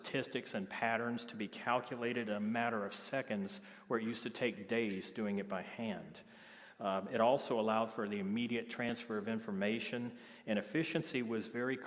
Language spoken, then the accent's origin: English; Biloxi, Mississippi, United States; moved away; I'm originally from Biloxi, Mississippi